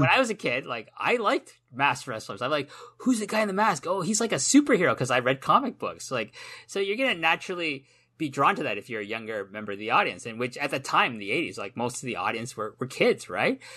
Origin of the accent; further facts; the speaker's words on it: Toronto, Ontario, Canada; moved away as an adult; now in Japan; I live in Japan. I've lived here for a long time, but in my heart, my heart of hearts, I am still that kid that grew up in Toronto